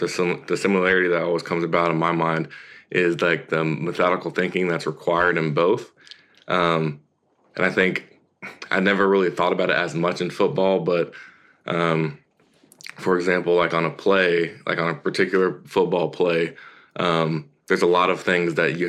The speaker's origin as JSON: {"language": "English", "region": "Tennessee", "country": "United States", "tie": "born or raised there", "also_born_or_lived": "California", "said": "So, I mean, I was born in California, and I moved around a good bit before I got to Tennessee, but the majority of my life I spent in Tennessee."}